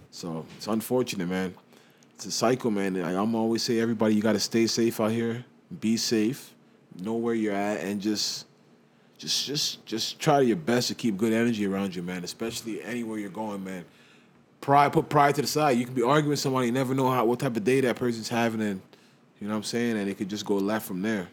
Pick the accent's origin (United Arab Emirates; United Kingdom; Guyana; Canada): United Kingdom; England; I'm from England. I love England